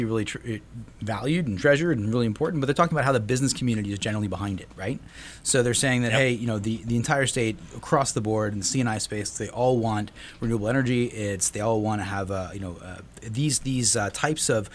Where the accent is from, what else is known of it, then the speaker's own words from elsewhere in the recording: New Jersey, United States; it's kind of proud of New Jersey, right? You know, it's my home state